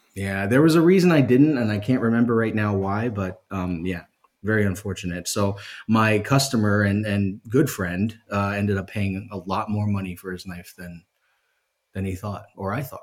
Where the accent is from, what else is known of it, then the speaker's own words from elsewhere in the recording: Philadelphia, Pennsylvania, United States; I'm from Philadelphia